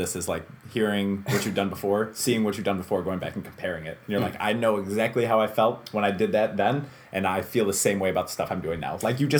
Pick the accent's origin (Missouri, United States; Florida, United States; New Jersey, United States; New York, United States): New York, United States; Holland Patent; also born or lived in Syracuse, New York; I grew up in Syracuse for a couple of years. Nice. We moved into Holland Patton, and I started kindergarten there.